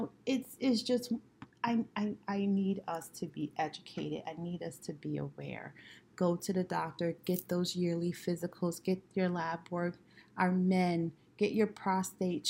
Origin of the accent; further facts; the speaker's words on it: New York City, New York, United States; growing up in Brooklyn